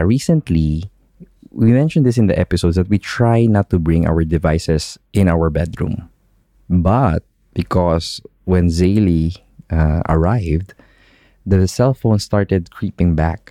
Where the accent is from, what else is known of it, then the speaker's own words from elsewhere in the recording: Philippines; moved away as an adult; now in United Arab Emirates; growing up in the Philippines